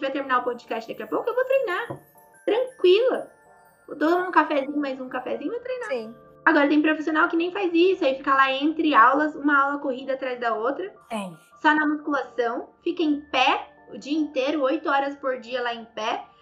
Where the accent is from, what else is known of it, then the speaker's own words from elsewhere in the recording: Santa Catarina, Brazil; also born or lived in Palhoça; Eu sou de Santa Catarina, eu moro em Palhoça.